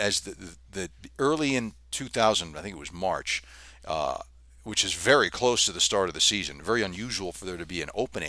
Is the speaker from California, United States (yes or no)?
yes; Los Angeles, California, United States; growing up in Southern California in the Los Angeles area